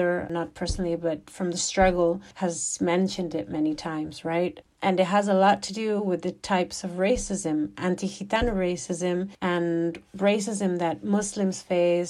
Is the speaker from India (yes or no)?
no; Madrid, Community of Madrid, Spain; also born or lived in Alicante; I was born in Vallecas, same neighborhood. I was raised in a Gajo family